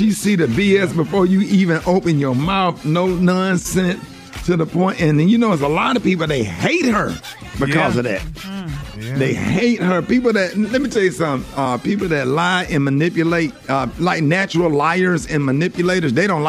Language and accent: English; Birmingham, Alabama, United States; you know I'm from Birmingham, Alabama